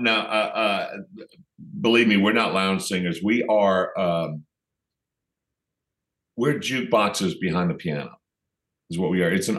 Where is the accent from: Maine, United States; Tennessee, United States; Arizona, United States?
Tennessee, United States; Knoxville; also born or lived in New Orleans / Pennsylvania; Yeah, well, I was born in New Orleans. My family moved around when I was a baby. I lived in Knoxville, Tennessee. So even though I'm technically from New Orleans, I sure don't sound like it.